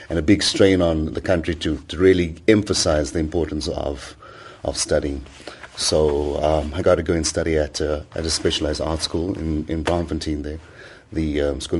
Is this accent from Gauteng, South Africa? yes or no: yes; Johannesburg, Gauteng, South Africa; moved away as an adult; also born or lived in Ireland; really thought about the importance of being a South African and, and what makes us a South African.